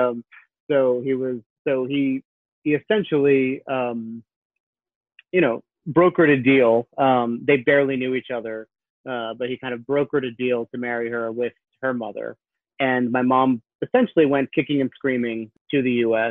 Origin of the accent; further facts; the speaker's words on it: Wilmington, Delaware, United States; I grew up in Wilmington, Delaware